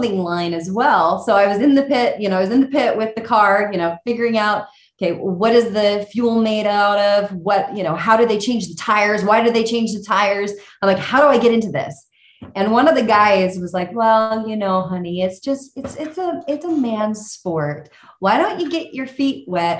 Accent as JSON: {"language": "English", "region": "California", "country": "United States", "tie": "born or raised there", "said": "I grew up in California"}